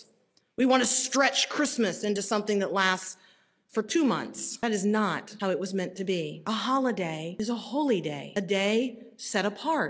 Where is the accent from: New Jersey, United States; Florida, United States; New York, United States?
Florida, United States; Tampa; Growing up in Tampa, Florida, the big annual event was Gasparilla.